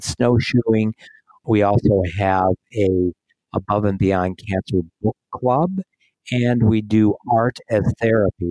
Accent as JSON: {"language": "English", "region": "South Dakota", "country": "United States", "tie": "born or raised there", "moved": "yes", "lives_now": "Des Moines, United States", "said": "I grew up in South Dakota, but I've been living here in Des Moines, Iowa for 30 years"}